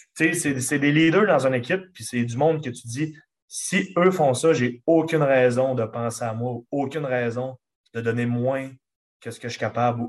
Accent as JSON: {"language": "French", "town": "Chicoutimi", "region": "Quebec", "country": "Canada", "accent": "Lac-Saint-Jean", "said": "je viens de Chicoutimi directement, sauf que toute ma famille vient du lac. Quand on m'entend parler, quand on me voit agir, je, ressemble, ressemble, beaucoup d'un gars du lac"}